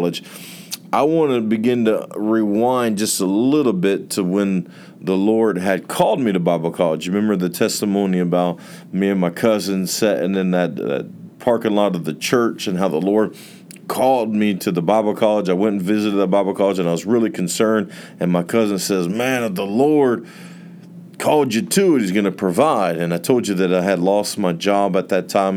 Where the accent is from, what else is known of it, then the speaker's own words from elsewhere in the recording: near Port Orange, Florida, United States; Port Orange, a city near my hometown